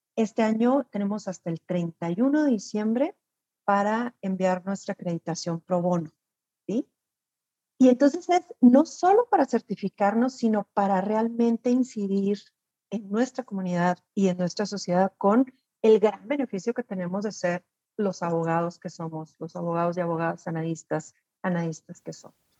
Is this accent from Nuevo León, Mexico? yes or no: no; Chihuahua, Mexico; Saludos desde, desde Chihuahua